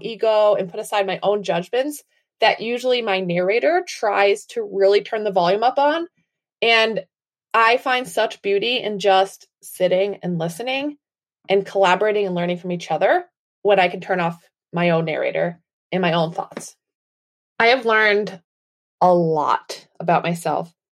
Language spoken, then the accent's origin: English; Massachusetts, United States; I am from Wilbur, Massachusetts, in the United States.